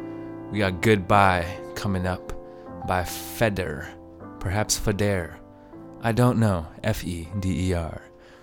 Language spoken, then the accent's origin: English; India; I'm Indian.